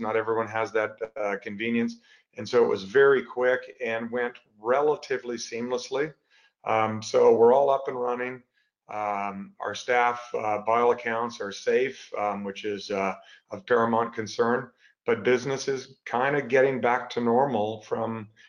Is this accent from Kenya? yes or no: no; Canada; moved away as an adult; now in United States; I'm originally a Canadian, grew up there, went to school there